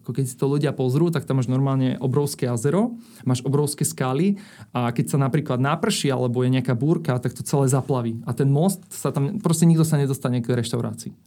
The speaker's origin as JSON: {"language": "Slovak", "town": "Bratislava", "region": "Bratislava Region", "country": "Slovakia", "said": "Som z Bratislavy"}